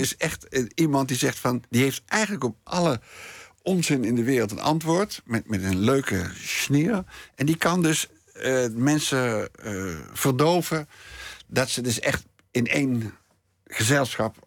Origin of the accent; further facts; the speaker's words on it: Nijmegen, Gelderland, Netherlands; moved away; also born or lived in Amsterdam; ik kom gewoon uit Nijmegen, ik kom gewoon uit de provincie.